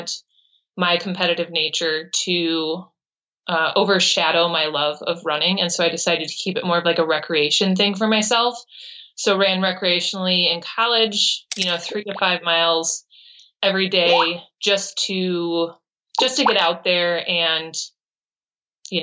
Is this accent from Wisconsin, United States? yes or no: yes; Brookfield, Wisconsin, United States; I was born in Brookfield, Wisconsin